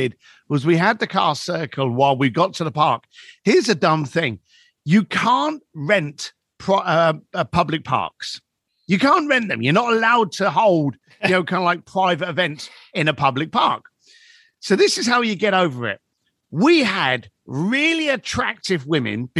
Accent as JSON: {"language": "English", "region": "London", "country": "United Kingdom", "tie": "born or raised there", "moved": "yes", "said": "I grew up in East London and it was a rough neighborhood"}